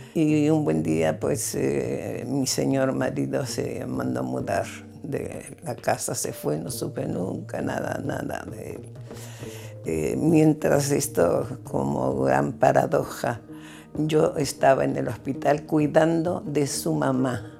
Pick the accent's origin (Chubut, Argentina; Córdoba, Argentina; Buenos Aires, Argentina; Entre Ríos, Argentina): Buenos Aires, Argentina; Nací el 11 de octubre de 1932. Nací en Buenos Aires